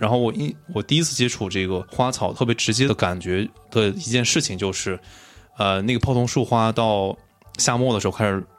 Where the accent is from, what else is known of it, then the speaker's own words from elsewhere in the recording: Chengdu, Sichuan, China; 那我自己跟植物的结缘，就是因为我是在成都长大，